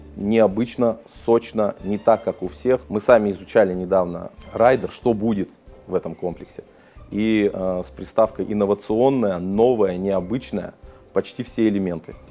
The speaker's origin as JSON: {"language": "Russian", "town": "Yekaterinburg", "region": "Sverdlovsk Oblast", "country": "Russia", "tie": "born or raised there", "said": "Я родился в Свердловске, в Екатеринбурге"}